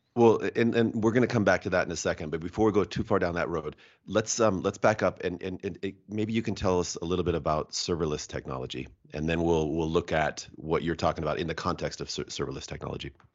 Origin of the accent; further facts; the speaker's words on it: Washington, United States; also born or lived in Japan; I'm from Washington State